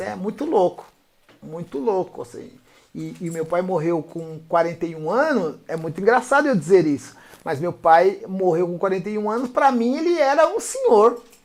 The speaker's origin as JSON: {"language": "Portuguese", "region": "São Paulo", "country": "Brazil", "tie": "born or raised there", "said": "eu fui nascido e criado aqui no 15 de novembro"}